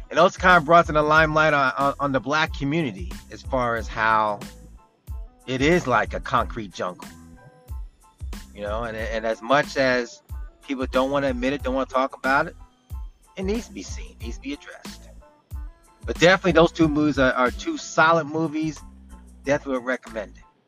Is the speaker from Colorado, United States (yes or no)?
no; New Jersey, United States; I'm from South Jersey.